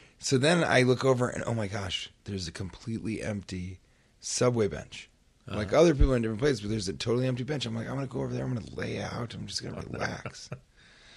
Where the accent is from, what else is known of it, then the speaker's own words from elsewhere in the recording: New York City, New York, United States; I'm a New Yorker.